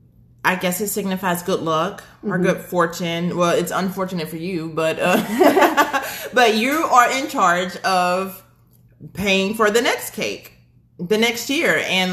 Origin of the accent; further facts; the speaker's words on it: Orange, Texas, United States; now in Houston, United States; my hometown is Orange, Texas. So it is right on the border of Louisiana.